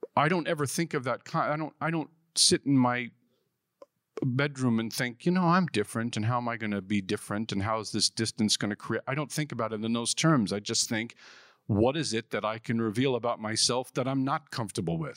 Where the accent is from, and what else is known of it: New York City, New York, United States; born or raised there